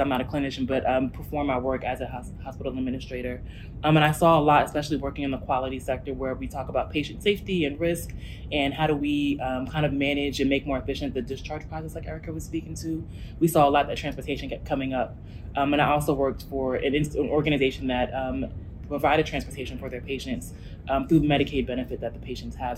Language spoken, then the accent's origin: English; New Jersey, United States; moved away as an adult; now in Memphis, United States; I'm originally from New Jersey, um, and my family's been in Memphis for about 10 years